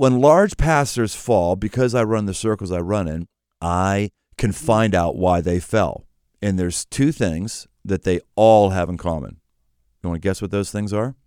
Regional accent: Pittsburgh, Pennsylvania, United States; moved away; I came from Pittsburgh. Pittsburgh was a steel town

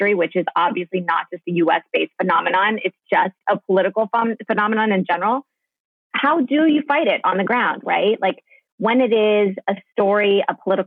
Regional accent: Northern Virginia, United States; also born or lived in Germany; I'm from Northern Virginia

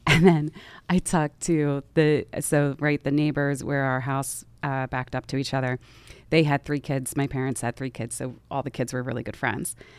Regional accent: outside Philadelphia, Pennsylvania, United States; I grew up outside the city

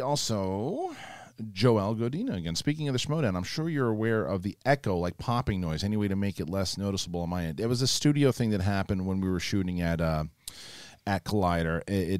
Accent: Saskatchewan, Canada; I'm flying in from Saskatchewan, Canada.

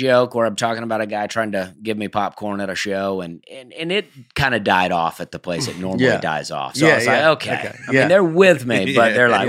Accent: Alabama, United States; now in Tennessee, United States; I grew up in Alabama.

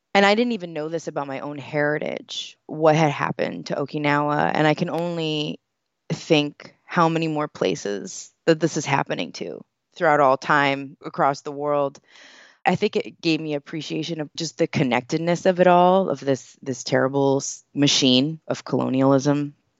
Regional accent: United States; I grew up here

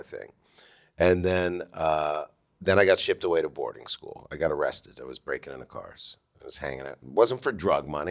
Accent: Toronto, Ontario, Canada; now in United States; from Toronto

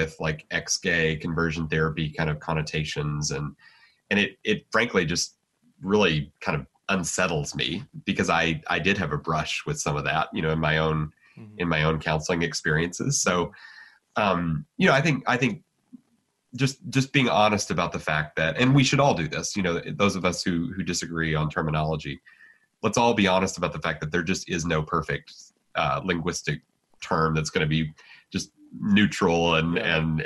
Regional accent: United States; I'm an American, and you know, I mean, being an American matters to me

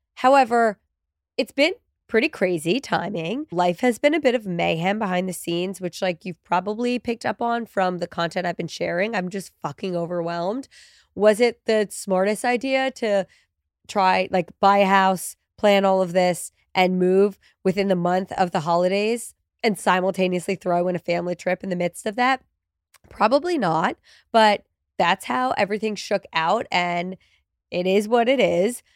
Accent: New Jersey, United States; moved away as an adult; now in New York, United States; I'm originally from New Jersey, as is my husband. We're both from Central Jersey

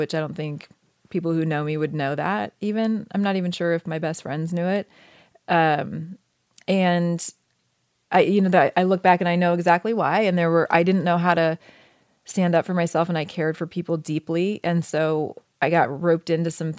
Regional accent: Oregon, United States; moved away as an adult; And I grew up in Oregon, which I loved.

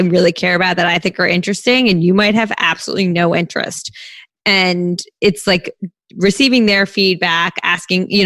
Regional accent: Princeton, New Jersey, United States; my hometown in Princeton, New Jersey.

